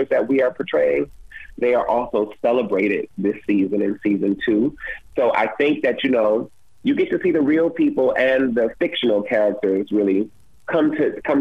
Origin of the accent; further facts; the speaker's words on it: Detroit, Michigan, United States; I'm originally from Detroit, Michigan